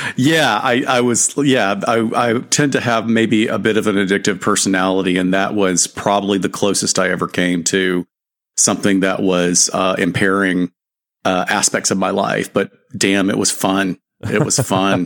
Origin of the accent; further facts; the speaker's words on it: Alabama, United States; now in Southern California, United States; I've been here long enough to now be considered a, a, a native of Southern California, although I grew up in Alabama